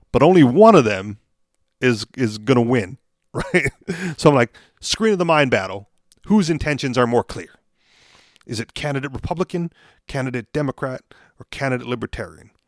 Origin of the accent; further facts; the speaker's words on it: Hawaii, United States; moved away; I said Hawaii